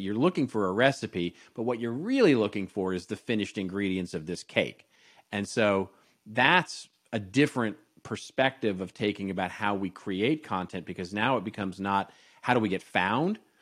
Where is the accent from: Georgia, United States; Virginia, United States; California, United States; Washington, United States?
California, United States; Los Angeles; this is my hometown, Los Angeles